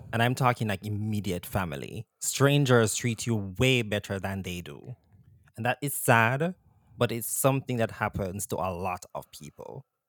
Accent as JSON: {"language": "English", "country": "Jamaica", "tie": "born or raised there", "moved": "yes", "said": "growing up in Jamaica"}